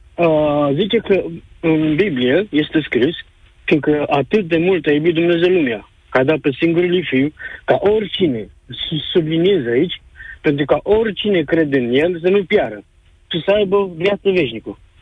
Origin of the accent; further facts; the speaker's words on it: Galați, Galați County, Romania; now in United Kingdom; sunt din Galați, dar uh, momentan locuiesc în uh, Marea Britanie